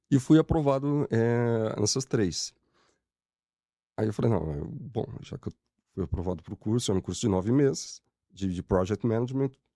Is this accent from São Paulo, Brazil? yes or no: yes; São Bernardo do Campo, São Paulo, Brazil; sou de São Bernardo